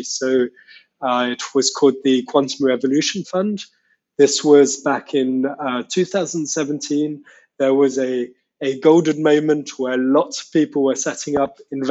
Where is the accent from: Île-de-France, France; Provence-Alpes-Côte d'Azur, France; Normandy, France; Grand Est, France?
Île-de-France, France; Paris; moved away; also born or lived in Scotland / Switzerland / Canada / England; I grew up in France. I'm from Paris